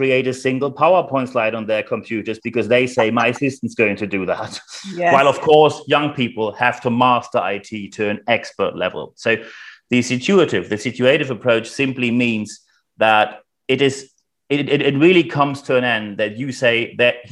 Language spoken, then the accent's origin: English; Germany; accent: German; as you can probably hear by my charming accent, I am German